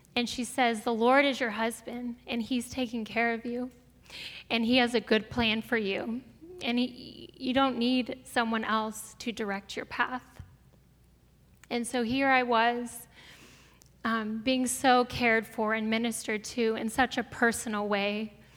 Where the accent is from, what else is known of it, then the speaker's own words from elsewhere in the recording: Brea, California, United States; also born or lived in Springfield, Missouri; I grew up here in Brea. My parents moved to Brea when I was two years old